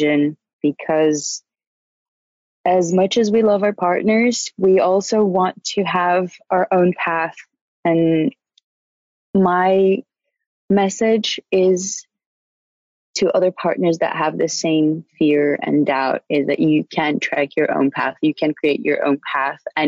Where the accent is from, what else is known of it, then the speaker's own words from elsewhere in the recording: Brazil; moved away as an adult; now in Fontainebleau, France; I'm from Brazil